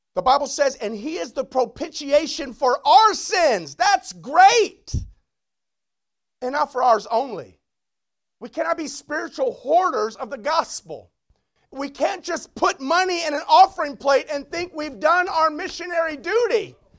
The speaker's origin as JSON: {"language": "English", "town": "Long Beach", "region": "California", "country": "United States", "tie": "born or raised there", "said": "the church I grew up is in Long Beach"}